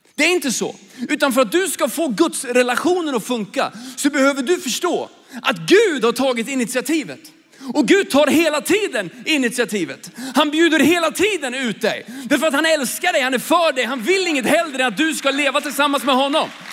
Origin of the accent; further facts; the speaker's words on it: Sweden; jag är ju svensk, jag växte upp i Sverige